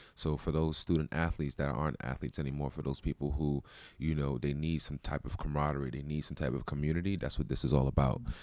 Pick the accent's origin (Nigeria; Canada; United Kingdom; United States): United States; Brooklyn, New York; I'm from Brooklyn, New York